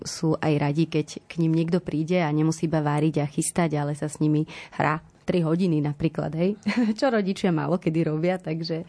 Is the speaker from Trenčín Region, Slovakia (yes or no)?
no; Medzianky, Prešov Region, Slovakia; now in Bratislava, Slovakia; Ja pochádzam z Prešova, teda od Prešova, z takej malej dedinky Medzianky